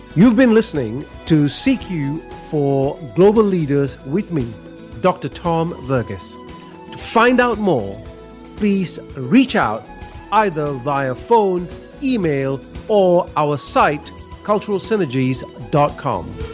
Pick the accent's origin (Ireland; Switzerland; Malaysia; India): Malaysia; now in Australia; I'm originally from Malaysia, but I've lived in Australia now for many, many years